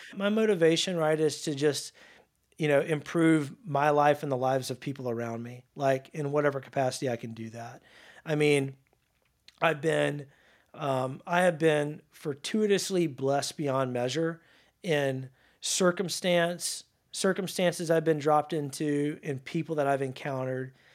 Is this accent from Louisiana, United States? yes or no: yes; North Louisiana, United States; now in Dallas, United States; playing football in my hometown of Louisiana